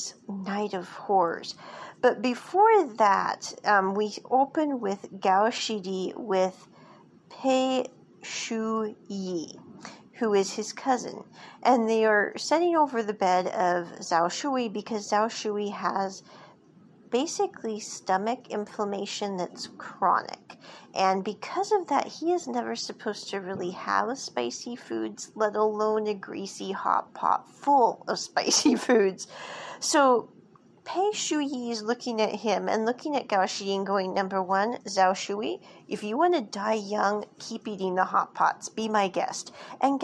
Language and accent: English; United States; what we grew up with in America